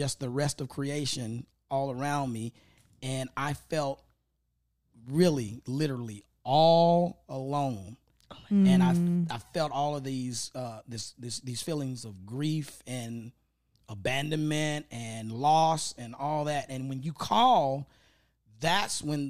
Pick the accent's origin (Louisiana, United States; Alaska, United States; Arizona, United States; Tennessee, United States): Tennessee, United States; Memphis; now in Los Angeles, United States; I grew up in Orange Mound